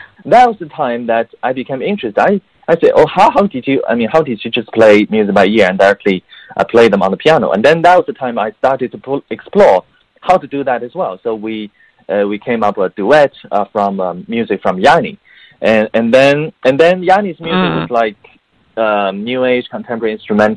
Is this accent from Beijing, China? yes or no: yes; Beijing, China; English is a second language; moved away as an adult; also born or lived in United Kingdom; now in United States; I grew up in Beijing, China. So at the same time, mm-hmm. You know, English is not my native language